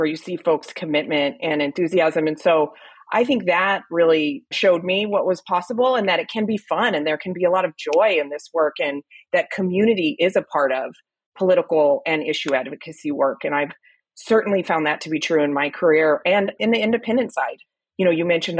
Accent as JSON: {"language": "English", "region": "New Mexico", "country": "United States", "said": "I'm originally from New Mexico, and I grew up kind of exposed to politics my whole life"}